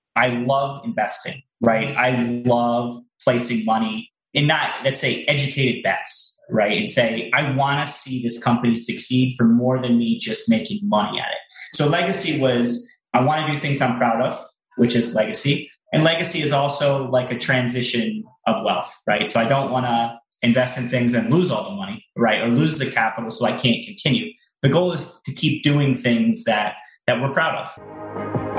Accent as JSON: {"language": "English", "country": "United States", "also_born_or_lived": "Bermuda / Hong Kong / Beijing", "moved": "as an adult", "said": "us being American"}